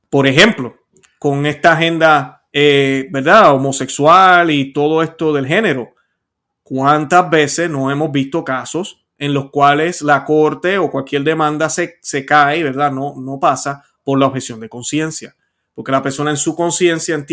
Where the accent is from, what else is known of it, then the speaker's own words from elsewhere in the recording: Puerto Rico; voy a hablar de Puerto Rico hoy eh, y yo soy puertorriqueño para los que no lo saben.